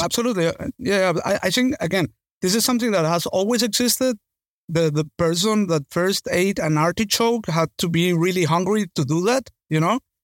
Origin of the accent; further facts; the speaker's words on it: Venezuela; I come from Venezuela